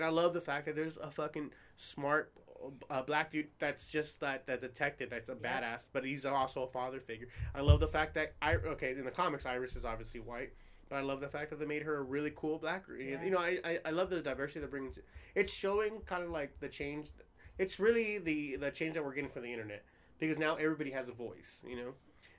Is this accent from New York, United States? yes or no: no; New Jersey, United States; I'm from New Jersey.